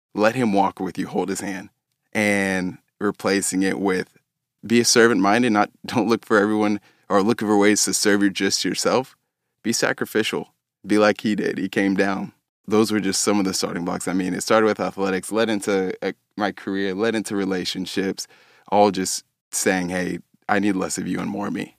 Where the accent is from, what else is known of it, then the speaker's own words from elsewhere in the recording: Dallas, Texas, United States; also born or lived in Abilene, Texas; I grew up in Dallas um, my whole life.